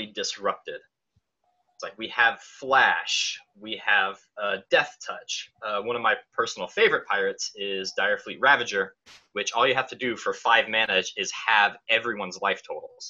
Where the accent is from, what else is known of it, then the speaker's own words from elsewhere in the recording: United States; I'm American